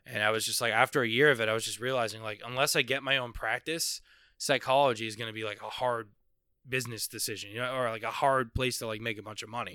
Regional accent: Palm Beach, Boca Raton area, South Florida, United States; moved away as an adult; now in Orlando, United States; I grew up in South Florida

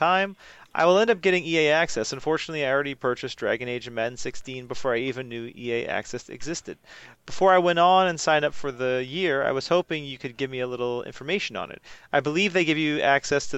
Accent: United States; I'm American

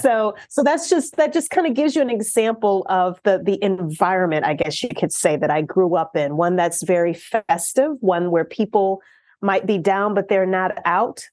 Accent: Louisiana, United States; I'm originally from Louisiana, the state of Louisiana

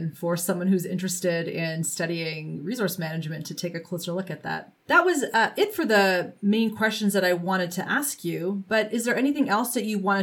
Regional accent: Canada; as a Canadian

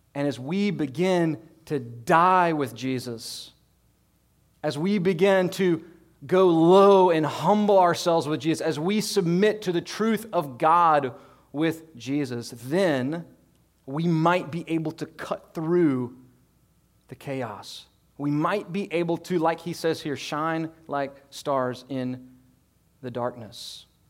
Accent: United States; as an American Christian

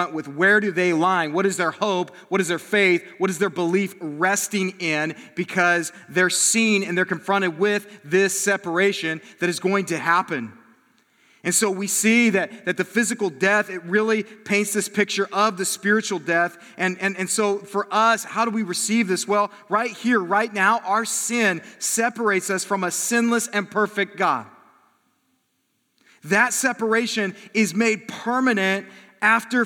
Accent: South Bend, Indiana, United States; moved away; I'm from South Bend

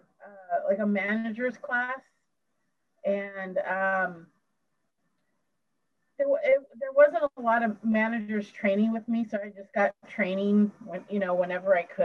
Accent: Vallejo, California, United States; I loved Vallejo and King of Indies because that's my hometown. That's where I live.

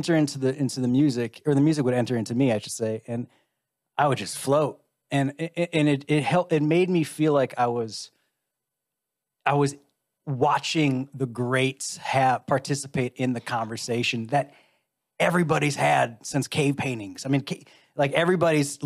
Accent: Chicago, Illinois, United States; I grew up in Chicago

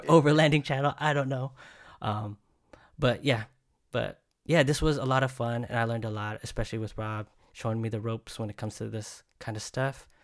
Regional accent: Bay Area, California, United States; I'm from the Bay Area, it sounds like a Bay Area sound

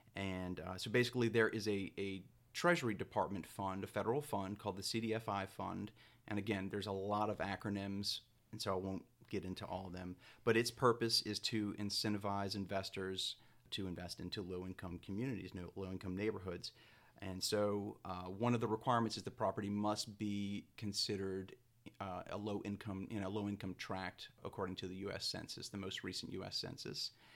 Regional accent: New Orleans, Louisiana, United States; also born or lived in Natchitoches / Gretna; I am a New Orleans native. I grew up in Lake Vista, but I live in Gretna.

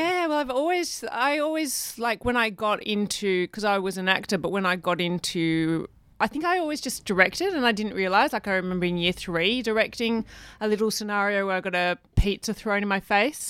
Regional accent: Perth, Western Australia, Australia; I was born in Perth. in Western

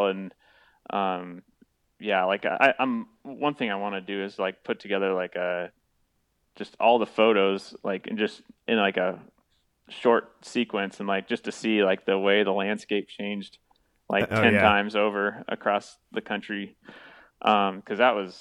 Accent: Iowa, United States; also born or lived in Nebraska / Missouri; now in Ohio, United States; I'm from Iowa. And it was pretty much right at Highway 30, or close to Highway 30, which is a highway I grew up on.

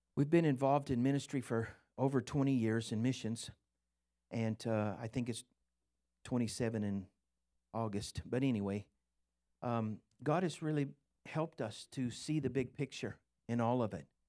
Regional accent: Scotland, United Kingdom; I'm Scottish

